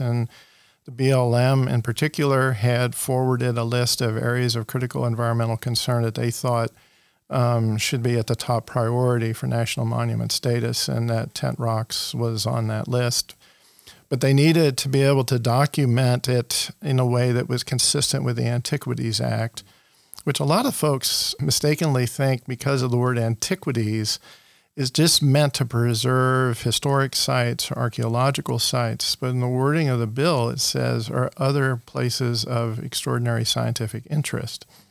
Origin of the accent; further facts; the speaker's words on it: Ohio, United States; moved away as an adult; also born or lived in Corvallis, Oregon; now in New Mexico, United States; growing up in Ohio